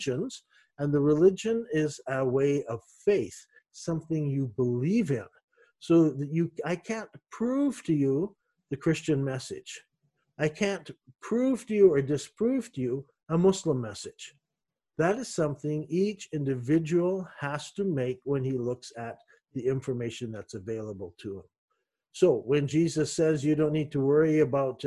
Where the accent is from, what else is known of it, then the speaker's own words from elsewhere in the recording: Canada; moved away; also born or lived in Middle East; I'm a Canadian